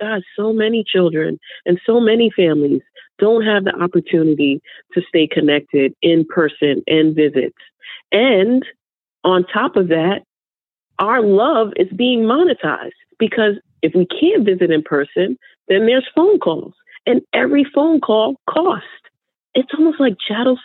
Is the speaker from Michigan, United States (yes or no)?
no; New York, United States; I'm from New York.